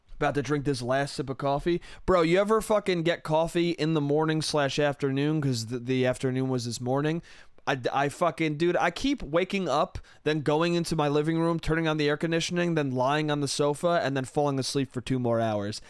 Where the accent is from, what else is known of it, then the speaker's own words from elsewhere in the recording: Westchester, New York, United States; moved away; It comes from my hometown. It comes from Westchester, New York